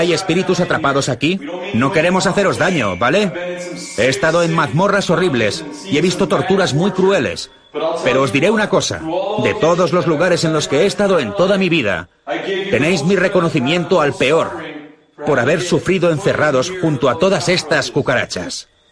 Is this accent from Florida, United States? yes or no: yes; Florida, United States; Crecí en Florida, en el Golfo de México